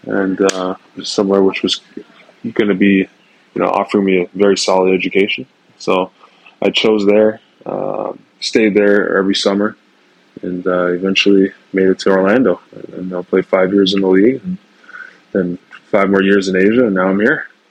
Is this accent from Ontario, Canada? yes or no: yes; Mississauga, Ontario, Canada; moved away as an adult; also born or lived in Toronto; growing up in Mississauga was fun.